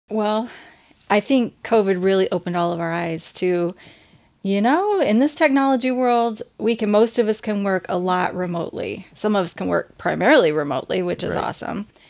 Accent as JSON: {"language": "English", "region": "Indiana", "country": "United States", "tie": "born or raised there", "moved": "yes", "lives_now": "Michigan, United States", "said": "growing up in Indiana"}